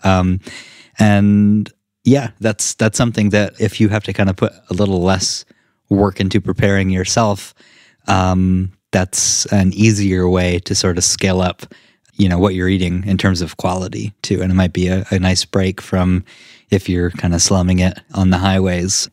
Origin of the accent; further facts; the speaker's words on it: Vermont, United States; we're from Vermont